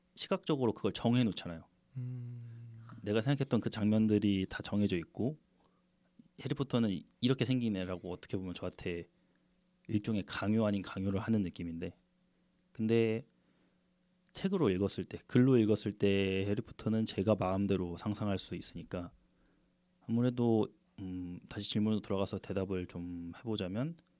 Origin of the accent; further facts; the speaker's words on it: South Korea; 토종 한국인 입장에서